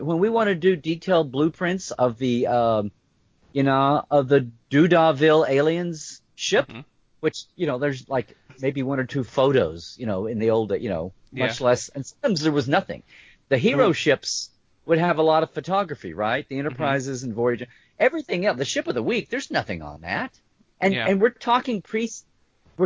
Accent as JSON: {"language": "English", "country": "United States", "said": "I'm an American"}